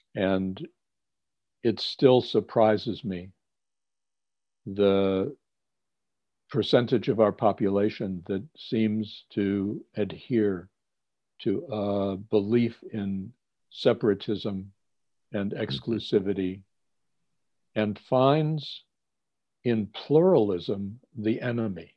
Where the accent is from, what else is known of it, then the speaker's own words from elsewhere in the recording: Cleveland, Ohio, United States; I grew up in Cleveland, Ohio